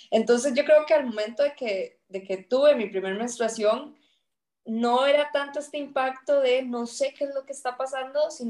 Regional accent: Peñas Blancas, Puntarenas, Costa Rica; Eh, soy de Esparza, entonces crecí en un pueblo que se llama Peñas Blancas de Esparza, es un pueblito rural.

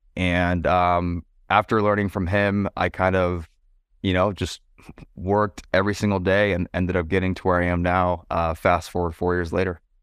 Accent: San Francisco Bay Area, California, United States; moved away as an adult; also born or lived in San Diego; I'm from the San Francisco Bay Area

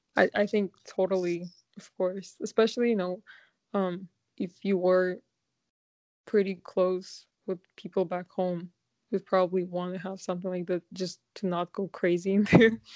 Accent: Kazakhstan; now in Vancouver, Canada; I am from Kazakhstan and I currently live in Vancouver, Canada.

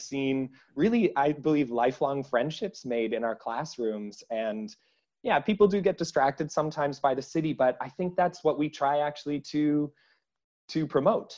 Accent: Canada; accent: Canadian; moved away as an adult; now in Amsterdam, Netherlands; I'm from Canada

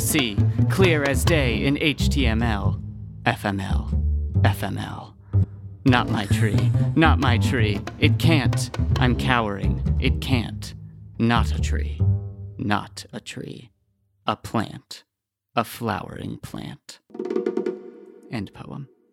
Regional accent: South Florida, United States; I had very specific trees growing up because I'm from South Florida

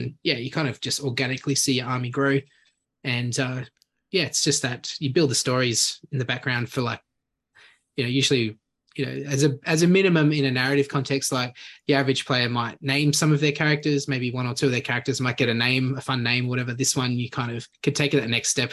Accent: Sydney, New South Wales, Australia; also born or lived in Canberra; now in Goulburn, Australia; I've been living here for a couple of years now, originally from Sydney

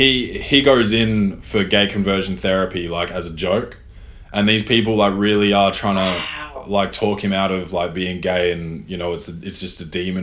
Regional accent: New York City, New York, United States; I'd say it's hard even in, like, growing up in New York City

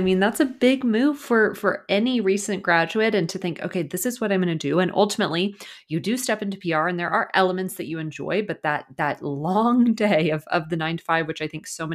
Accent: Dallas, Texas, United States; I'm originally from Dallas

